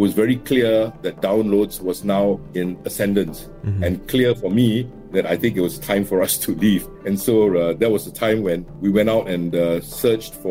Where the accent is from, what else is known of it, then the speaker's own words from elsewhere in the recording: Singapore; I grew up in District 11 in an enclave called Jalan Pemimpin.